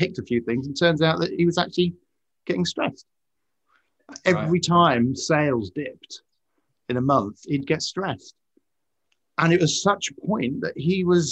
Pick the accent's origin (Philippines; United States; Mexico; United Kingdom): United Kingdom; as a British person.